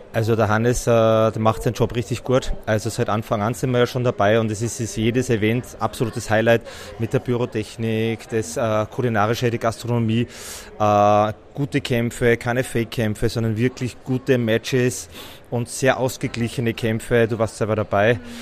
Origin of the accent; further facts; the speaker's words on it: Styria, Austria; ich bin aus der Steiermark